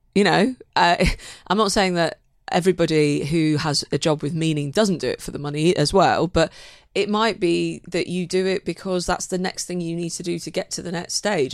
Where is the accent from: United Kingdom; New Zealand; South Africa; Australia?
United Kingdom; Manchester, North West England; moved away as an adult; now in London, United Kingdom; I'm a Mancunian, so I was a, a northern girl trying to, trying to find my way in the south